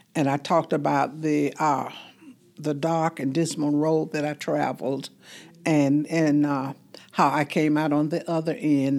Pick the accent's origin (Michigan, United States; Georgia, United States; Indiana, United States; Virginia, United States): Georgia, United States; Fort Valley; I'm from Fort Valley, Georgia